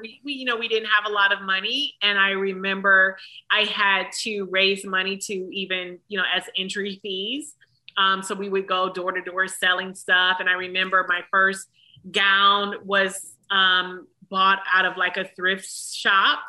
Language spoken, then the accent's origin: English; Detroit, Michigan, United States; moved away; also born or lived in Atlanta; a little black girl from Detroit